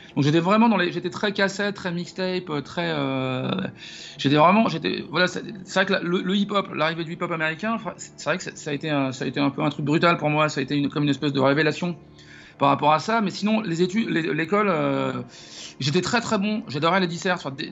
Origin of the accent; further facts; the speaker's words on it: Paris, Île-de-France, France; je suis né et j'ai grandi à Paris